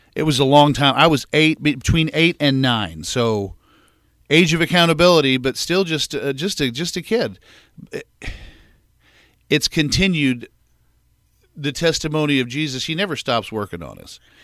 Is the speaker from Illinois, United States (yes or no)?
yes; West Frankfort, Illinois, United States; also born or lived in Anna, Illinois; I was born in Anna, Illinois, um, and then I spent my first six months there. Uh, and then mom and dad moved to, uh, West Frankfort